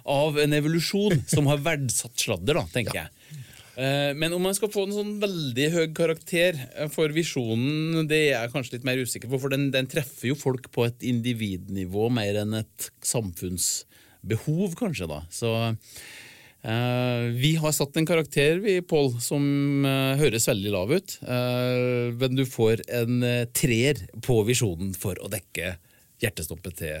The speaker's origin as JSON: {"language": "Norwegian", "town": "Åfjord", "region": "Trøndelag", "country": "Norway", "moved": "yes", "said": "sier dem hjemme i Åfjorden der jeg kommer fra."}